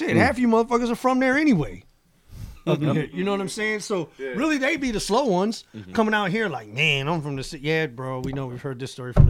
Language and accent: English; Elgin, Illinois, United States; also born or lived in California; I said I'm from Elgin.